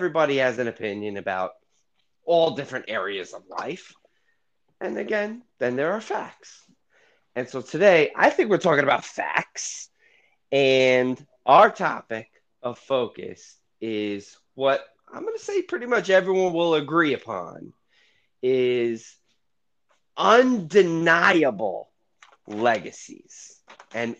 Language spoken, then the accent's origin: English; New York, United States; I'm from New York, and I was a big New York Knicks fan in the 90s